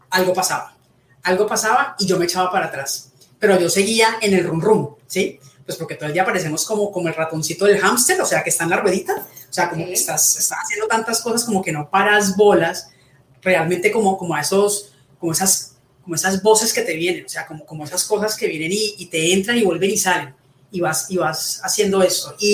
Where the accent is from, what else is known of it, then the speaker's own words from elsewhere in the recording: Colombia; bueno, soy colombiana, tengo 51 años